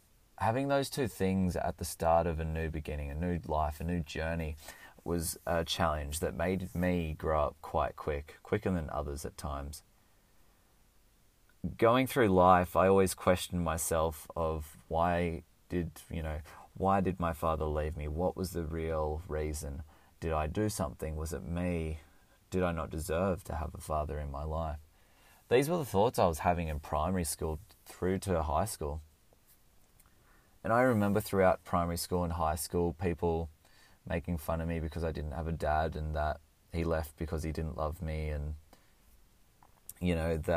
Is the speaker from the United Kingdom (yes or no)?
no; Canberra, Australian Capital Territory, Australia; born there; I was born in Canberra, in the ACT in Australia. I lived there for a few years.